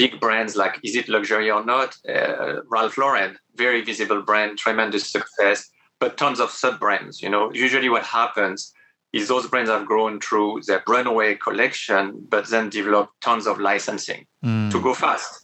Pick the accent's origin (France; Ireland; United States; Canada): France; English is a second language; moved away as an adult; I come from a provincial part of France, didn't speak any other language until very late